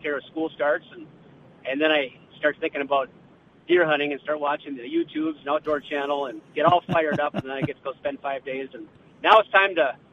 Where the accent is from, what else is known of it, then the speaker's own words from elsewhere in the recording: north of Bemidji, northern Minnesota, United States; also born or lived in Brainerd, Minnesota; I grew up hunting in northern Minnesota, up just north of Bemidji